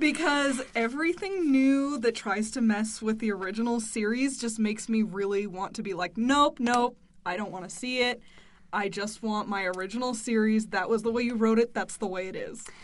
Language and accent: English; San Francisco, California, United States; moved away; I'm from San Francisco originally